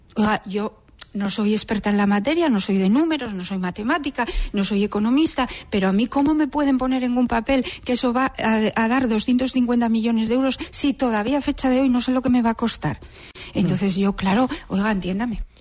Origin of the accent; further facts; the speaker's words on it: Gijón, Asturias, Spain; yo soy una gijonesa más